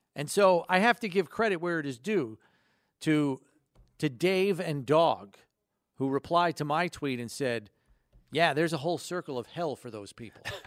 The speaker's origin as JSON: {"language": "English", "region": "downstate New York", "country": "United States", "tie": "born or raised there", "said": "I grew up downstate"}